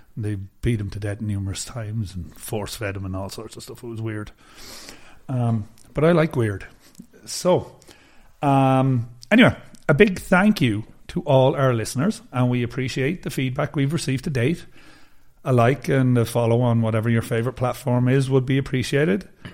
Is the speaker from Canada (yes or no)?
no; China; my hometown is, it's pretty close to Hubei where Wuhan is